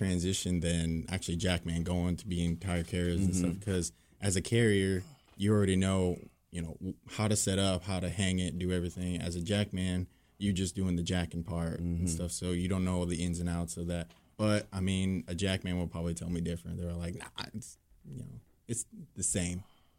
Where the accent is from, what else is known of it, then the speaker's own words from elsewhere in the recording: Columbus, Nebraska, United States; moved away; I'm from Columbus, Nebraska.